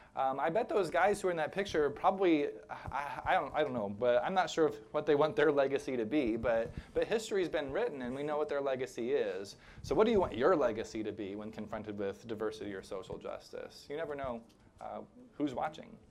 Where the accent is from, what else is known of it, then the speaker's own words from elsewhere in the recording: rural Illinois, United States; moved away; my hometown in rural Illinois